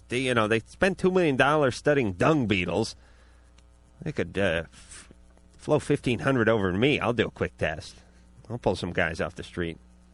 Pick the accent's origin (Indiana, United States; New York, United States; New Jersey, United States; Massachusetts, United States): New York, United States